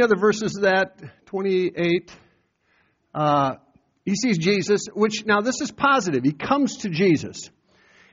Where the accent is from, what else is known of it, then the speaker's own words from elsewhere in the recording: Iowa, United States; moved away; go back to Iowa and testify to my hometown how I got saved